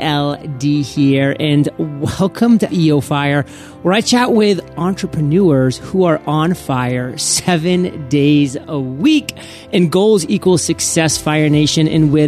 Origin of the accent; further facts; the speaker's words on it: New England, United States; I'm from New England, so everybody likes to hate on the New England Patriots